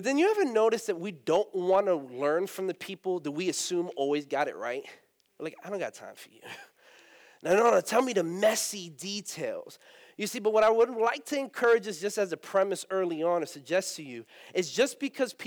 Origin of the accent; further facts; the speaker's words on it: Eatonville, Florida, United States; I'm Puerto Rican. I grew up in Eatonville. If you don't know where Eatonville is, it is a historic black community here in Orlando